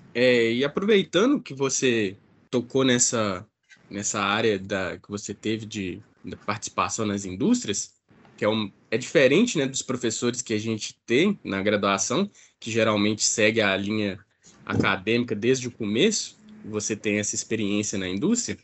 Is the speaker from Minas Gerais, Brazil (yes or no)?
yes; Ipatinga, Minas Gerais, Brazil; eu sou daqui da, da região, né, de Patinga